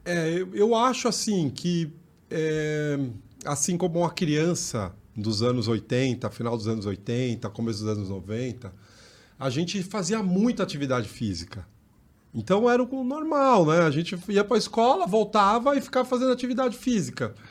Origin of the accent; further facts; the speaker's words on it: São Paulo, Brazil; Eu venho do Jardim Mira, é, extremo sul da capital